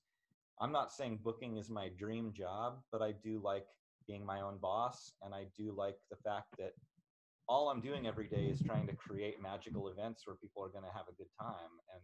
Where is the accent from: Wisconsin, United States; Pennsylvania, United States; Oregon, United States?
Oregon, United States; I grew up in Oregon